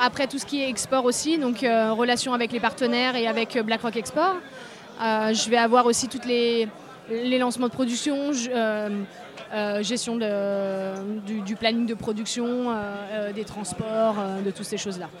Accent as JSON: {"language": "French", "town": "Grenoble", "region": "Auvergne-Rhône-Alpes", "country": "France", "said": "on vient de Grenoble"}